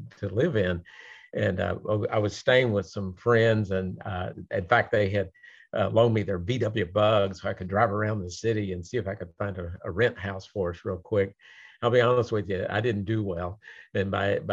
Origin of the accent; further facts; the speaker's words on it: Louisville, Kentucky, United States; moved away as an adult; also born or lived in Cincinnati, Ohio; now in Houston, United States; I'm from Louisville, Kentucky